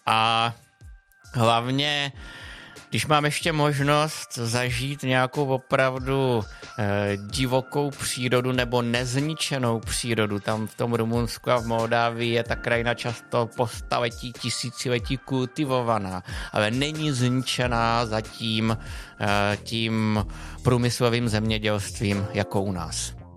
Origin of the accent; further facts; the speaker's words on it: Czechia; jsem řekl Čech